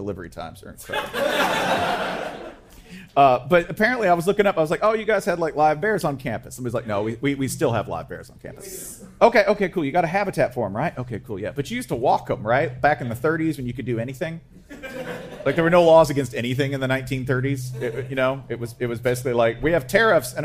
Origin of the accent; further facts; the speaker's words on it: Tennessee, United States; my home state, Tennessee